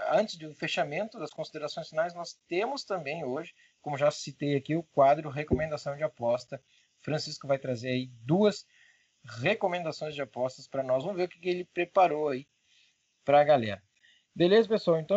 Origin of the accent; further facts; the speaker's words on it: Portugal; É porque tá, a gente é de Portugal, né, cara?